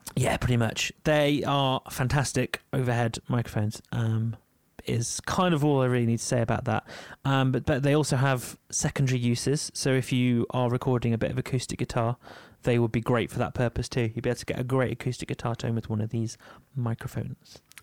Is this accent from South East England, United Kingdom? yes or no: no; Yorkshire and the Humber, United Kingdom; I'm from Yorkshire.